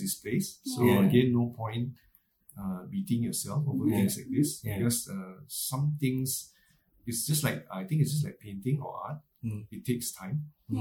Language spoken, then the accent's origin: English; Malaysia; moved away as an adult; now in Singapore; growing up in Malaysia, because my childhood till my teens, I was in like Malaysia until when I was like a young adult, then I moved to Singapore.